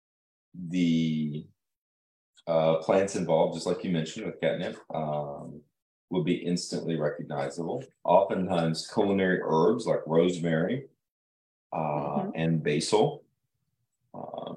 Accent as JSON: {"language": "English", "region": "Illinois", "country": "United States", "tie": "born or raised there", "moved": "yes", "lives_now": "Ozarks, United States", "said": "growing up in Illinois"}